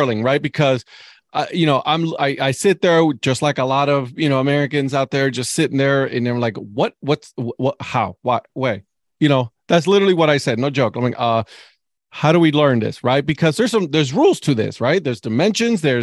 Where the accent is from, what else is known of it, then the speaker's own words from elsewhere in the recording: Puerto Rico; also born or lived in Cleveland, Ohio; now in Raleigh-Durham, United States; I'm originally from Puerto Rico, and I'm telling you right now, curling is not a sport there. So I actually picked it up when I moved to Cleveland